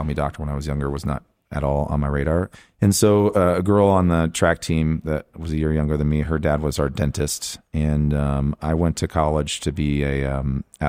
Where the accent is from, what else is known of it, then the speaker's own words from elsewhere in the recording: Lake Orion, Michigan, United States; I grew up in Lake Orion, Michigan. I went to school there, K through 12